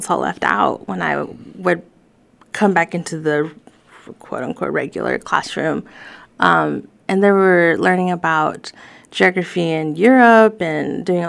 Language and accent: English; Fayetteville, Arkansas, United States; English is a second language; Growing up in Fayetteville, being predominantly white